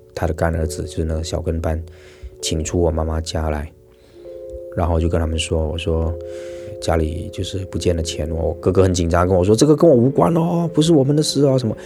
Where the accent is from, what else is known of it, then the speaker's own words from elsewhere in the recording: Malaysia; 我是马来西亚华人，然后一直都在新马港台从事演艺的工作